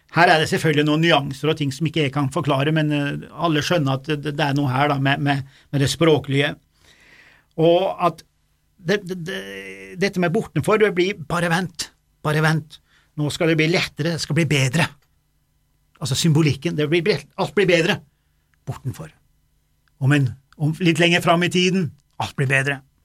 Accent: Dovre, Innlandet, Norway; now in Stjørdal, Norway; der jeg kommer fra, da, i Dovre

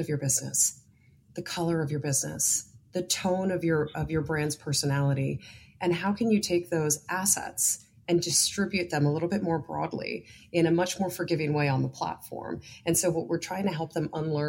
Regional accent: New York, United States; I'm also a New Yorker

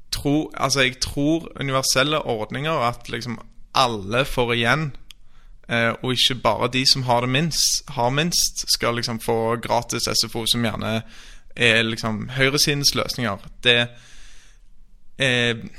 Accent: Stavanger, Rogaland, Norway; moved away as an adult; also born or lived in Oslo; Jeg er født og oppvokst i Stavanger

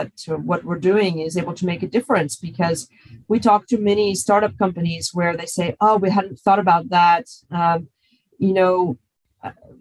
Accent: United States; moved away as an adult; now in Europe; being an American

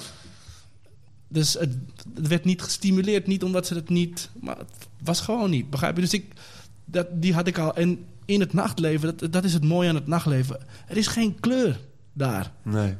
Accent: Amsterdam, North Holland, Netherlands; Ik ben eh, Amsterdam-Oost geboren, eh, opgegroeid in West

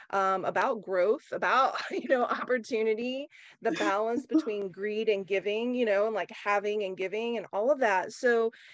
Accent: Oklahoma, United States; growing up in Oklahoma, you know, in the country

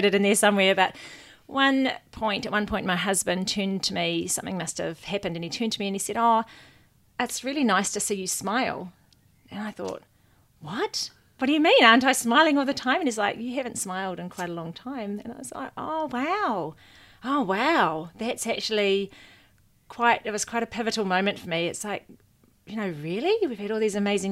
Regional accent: Waikato, New Zealand; also born or lived in Hamilton, New Zealand / London, United Kingdom; I grew up in the Waikato, left school, went to Hamilton

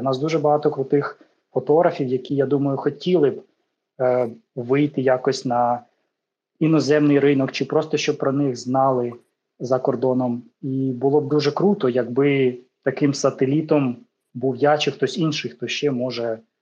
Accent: Ukraine; я з України

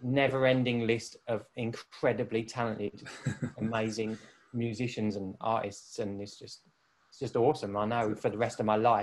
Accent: Canvey Island, East of England, United Kingdom; when I was a little kid growing up in Essex, on Canvey Island in Essex

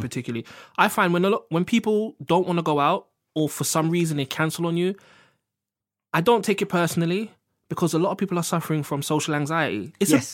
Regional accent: London, United Kingdom; I'm black, I'm from Harlesden

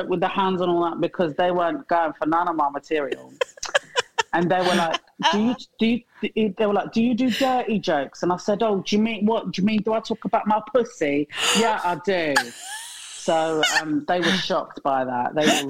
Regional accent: United Kingdom; So I'm British born and raised, but I'm also Moroccan.

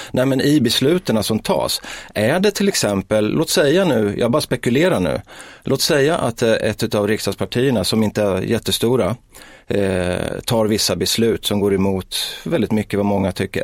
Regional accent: Sweden; i Markparken där jag växte upp

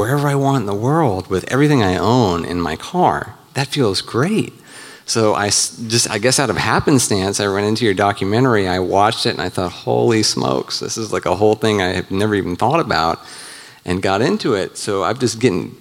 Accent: Virginia, United States; moved away as an adult; now in Nashville, United States; I'm actually from Virginia, but I just moved here to Nashville in October

